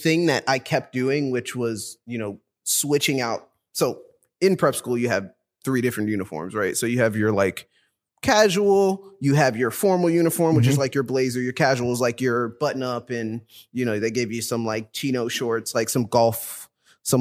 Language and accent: English; West Orange, New Jersey, United States; I grew up on Weber Road in West Orange, New Jersey